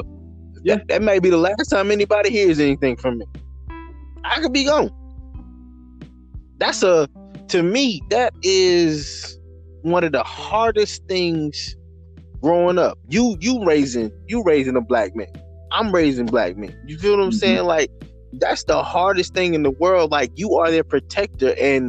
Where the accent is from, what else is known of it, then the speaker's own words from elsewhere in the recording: the South, United States; as a black man growing up in the South